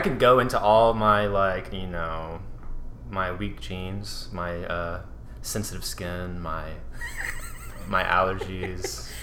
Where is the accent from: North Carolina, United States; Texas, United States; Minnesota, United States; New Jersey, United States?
Texas, United States; Katy; also born or lived in Louisiana; so we moved back to Katy, Texas, and um, in the middle of eighth grade.